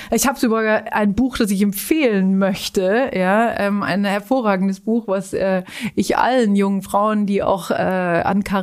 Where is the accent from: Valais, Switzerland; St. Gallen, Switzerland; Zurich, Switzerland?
Zurich, Switzerland; Und dann war eigentlich ein soziales Engagement, das ich in Zürich, äh, meiner Heimatstadt, ähm, ausgeübt habe, in einer Notschlafstelle für, für Obdachlose.